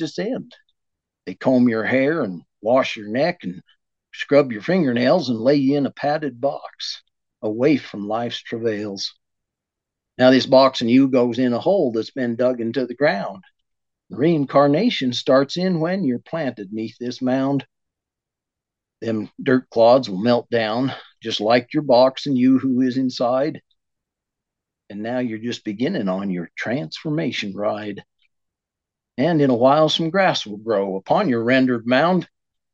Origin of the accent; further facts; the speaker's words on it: northern Wyoming, United States; moved away; I was born and raised in Wyoming, northern Wyoming to be exact.